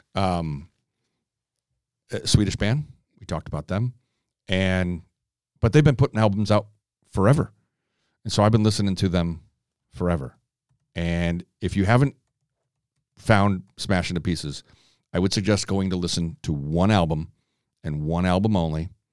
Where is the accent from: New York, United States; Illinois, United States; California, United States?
Illinois, United States; Chicago; being from, born and raised in Chicago